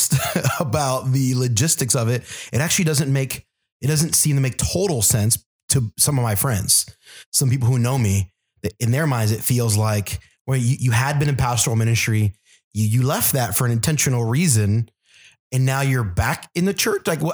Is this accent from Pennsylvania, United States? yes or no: yes; Philadelphia, Pennsylvania, United States; moved away as an adult; also born or lived in Illinois / San Diego / Texas / Florida; now in Minnesota, United States; Up until 18, I lived in Philadelphia, but born and raised in Philly